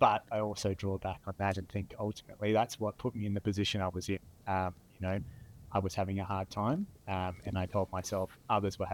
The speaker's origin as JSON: {"language": "English", "town": "Hobart", "region": "Tasmania", "country": "Australia", "tie": "born or raised there", "said": "So I grew up in Tasmania, Hobart. I grew up on the Eastern Shore, Rosny Park."}